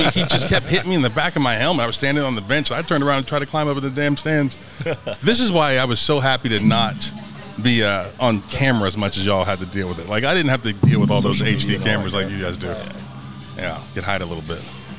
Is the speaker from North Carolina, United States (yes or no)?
no; Ohio, United States; I'm from Ohio